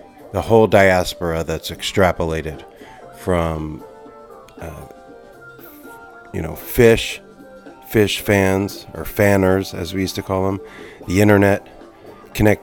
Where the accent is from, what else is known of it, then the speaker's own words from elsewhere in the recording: Atlantic City area, New Jersey, United States; moved away; it was just like in my backyard where I grew up, the beach I learned to surf on with my hometown homies.